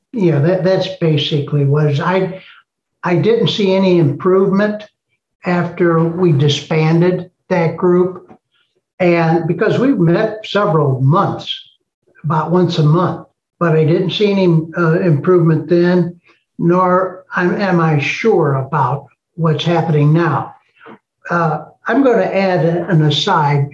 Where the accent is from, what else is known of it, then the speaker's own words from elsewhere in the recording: East St. Louis, Illinois, United States; I was born in East St. Louis